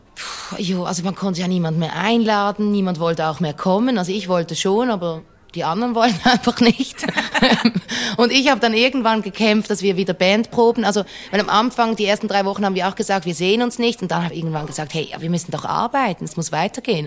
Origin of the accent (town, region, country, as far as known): Basel, Basel-Stadt, Switzerland; born or raised there